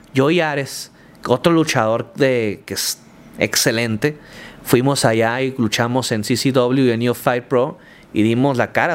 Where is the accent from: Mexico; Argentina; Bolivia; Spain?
Mexico; Culiacán, Sinaloa; soy de Culiacán, soy así, mi estilo de vida es así, o hablo así, o soy así en el ring y tengo este carisma. ¿Por qué? Soy de Sinaloa